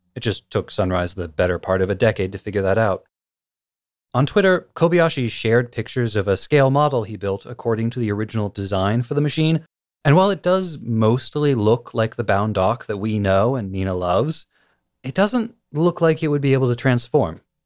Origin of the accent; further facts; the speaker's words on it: United States; I'm from the United States